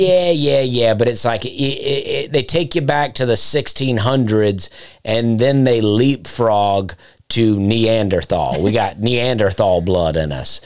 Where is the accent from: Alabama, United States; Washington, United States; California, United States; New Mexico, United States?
Alabama, United States; Chambers County, Lee County area; where I'm from, like Chambers County, Lee County area in Alabama